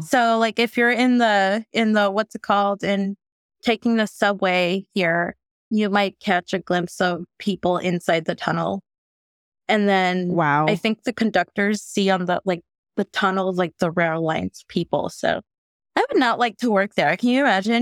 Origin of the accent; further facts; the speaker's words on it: the Bay Area, California, United States; growing up in the Bay.